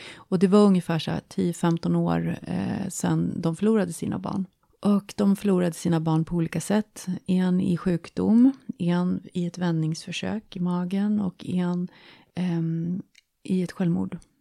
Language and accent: Swedish; Jämtland, Sweden; moved away as an adult; now in Stockholm, Sweden; Jag kommer från Jämtland. Eh, flyttade ner till Stockholm i början på 90-talet